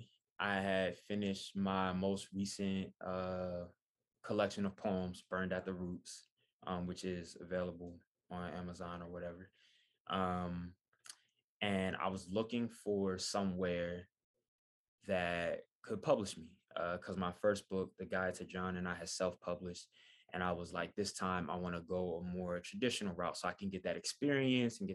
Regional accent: Wilmington, Delaware, United States; moved away as an adult; now in Philadelphia, United States; before I even moved to Philadelphia, where I live now, I'm originally from Wilmington.

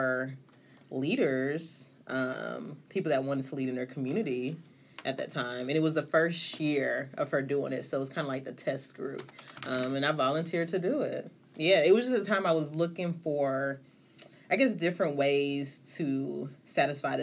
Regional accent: Atlanta, Georgia, United States; accent: southern twang; moved away as an adult; also born or lived in Stone Mountain, Georgia; now in Chicago, United States; I grew up in Georgia, in Atlanta, and also Stout Mountain, which is a suburb of Georgia

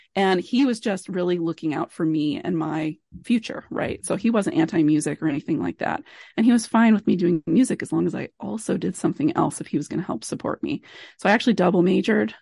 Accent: Billings, Montana, United States; moved away as an adult; also born or lived in Kansas / Ann Arbor, Michigan / Nacogdoches, Texas / Great Falls, Montana; I did grow up in Billings, which is one of the biggest cities

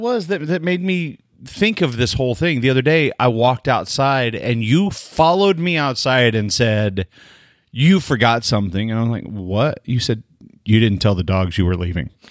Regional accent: Delaware, Oklahoma, United States; I'm from Delaware, Oklahoma

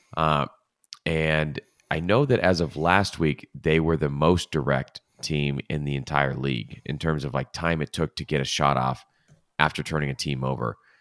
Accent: Los Angeles, California, United States; L A F C is my team 'cause they're from my hometown, and it feels actually like my hometown.

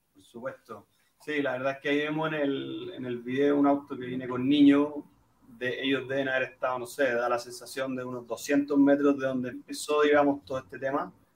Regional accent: Chile; como chilenos

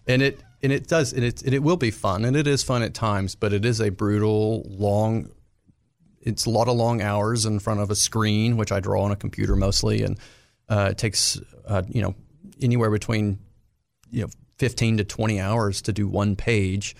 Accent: Arkansas, United States; my time growing up in Arkansas

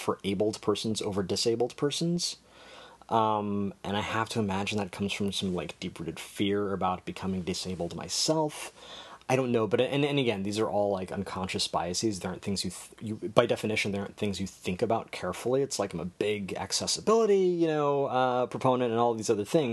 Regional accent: United States; growing up in America

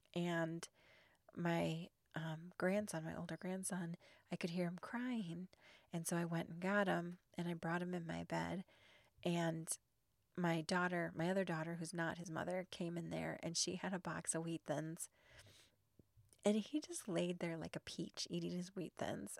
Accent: Illinois, United States; now in Arizona, United States; I grew up in Illinois

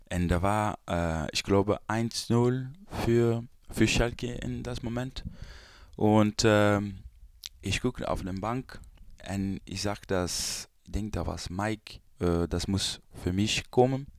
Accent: Brazil; German is a second language; moved away; also born or lived in Belgium; Brasilien ist meine Heimat

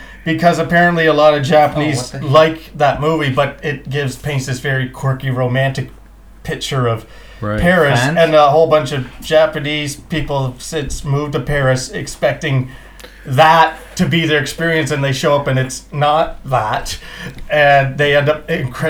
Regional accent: Scotland, United Kingdom; I'm Scottish.

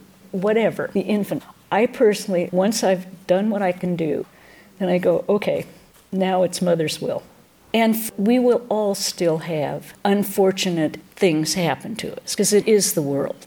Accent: Washington, United States; now in California, United States; I grew up in Washington State

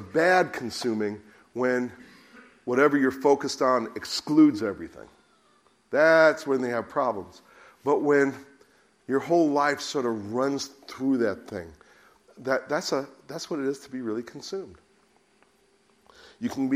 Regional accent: United States; now in United Kingdom; being an American

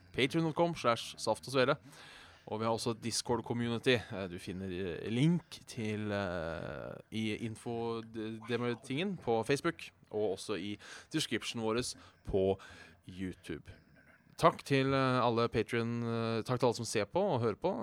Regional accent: Hønefoss, Buskerud, Norway; å være fra Hønefoss

